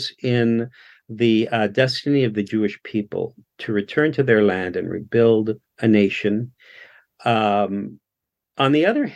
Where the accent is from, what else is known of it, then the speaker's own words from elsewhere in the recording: Canada; I was born here in Canada.